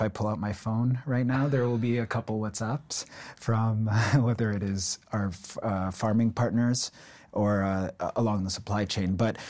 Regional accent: Ontario, Canada; I think my entire life, I grew up in Ontario, and my entire life, I had this sense that I was always going to start my own business.

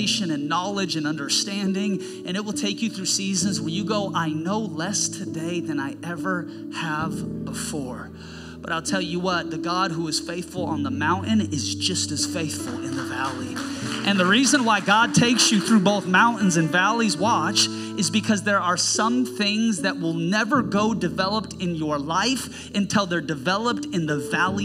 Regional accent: Seattle, Washington, United States; now in Snohomish, United States; I was born and raised in Seattle, but I'd moved up north

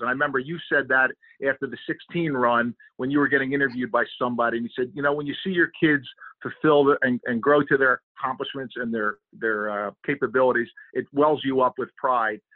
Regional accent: Philadelphia, Pennsylvania, United States; I was a kid from Northeast Philadelphia, played basketball, football, baseball

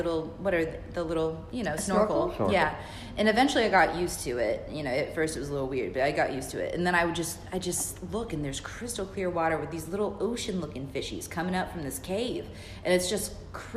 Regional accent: Fayetteville, North Carolina, United States; moved away as an adult; now in Savannah, United States; I grew up in Fayetteville, North Carolina

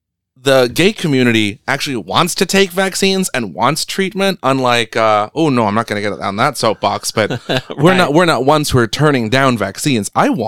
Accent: United States; I'm Filipino-American. I identify as something.

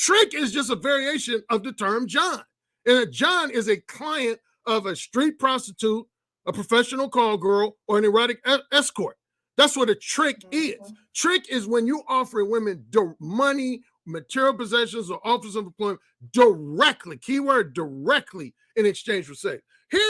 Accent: Mississippi, United States; We're just both from Mississippi. We cousins from Mississippi.

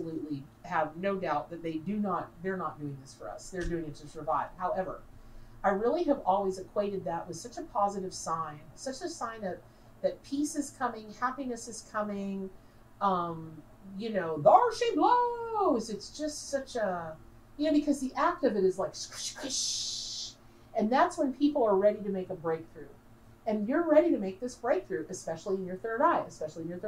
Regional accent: Dunnellon, Florida, United States; I grew up in Denellen, Florida.

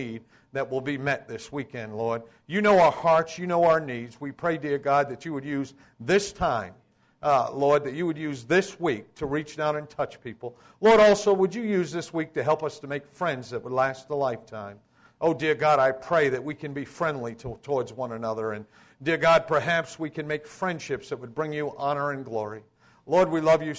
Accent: Voluntown, Connecticut, United States; Voluntown, Connecticut was a metropolis of about 900 people when I grew up

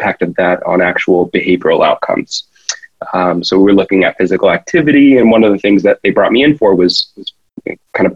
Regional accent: Miami, Florida, United States; accent: American; moved away as an adult; now in Australia; I'm from Miami, actually, originally

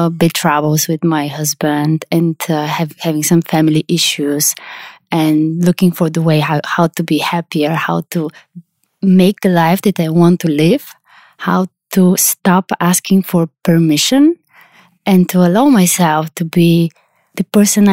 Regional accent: Sofia, Sofia City, Bulgaria; I'm from Sofia, Bulgaria. It's where I live

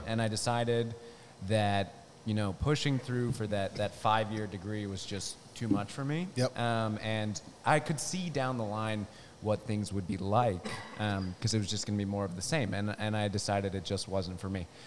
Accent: Newark, Delaware, United States; moved away as an adult; also born or lived in California; I'm from Delaware. I'm from Newark

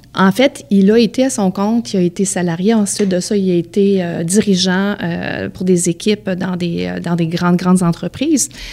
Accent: Beauce, Quebec, Canada; j'ai grandi dans la Beauce.

